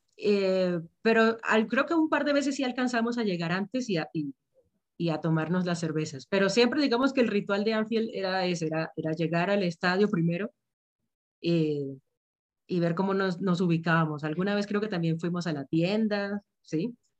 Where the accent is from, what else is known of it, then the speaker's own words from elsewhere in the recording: Venezuela; also born or lived in Liverpool; now in Bogotá, Colombia; yo vivo en Bogotá, soy de Venezuela, pero vivo en Bogotá